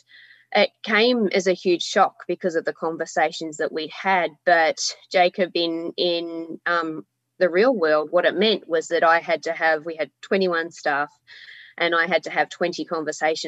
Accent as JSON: {"language": "English", "town": "Melbourne", "region": "Victoria", "country": "Australia", "moved": "as an adult", "lives_now": "Hobart, Australia", "said": "I'm from Melbourne originally, but I have lived here for 17 years"}